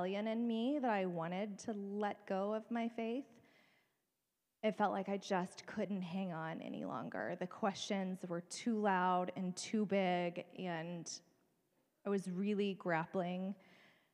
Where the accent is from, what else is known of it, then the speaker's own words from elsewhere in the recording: Bible Belt, the South, United States; moved away; I grew up in the South in the Bible Belt